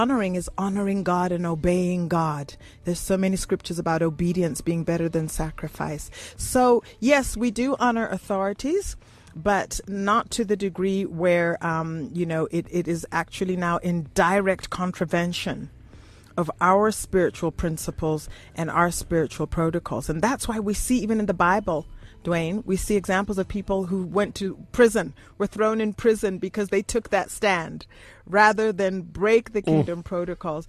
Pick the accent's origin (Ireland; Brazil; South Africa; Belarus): South Africa; I'm a South African, I'm a Sotho